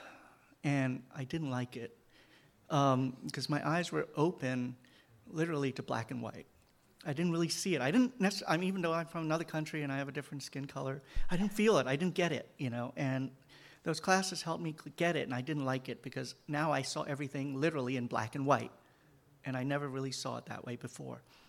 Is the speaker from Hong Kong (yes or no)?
yes; Hong Kong; moved away as an adult; now in United States; I grew up and spent all my youth, and until I was 18, and in Hong Kong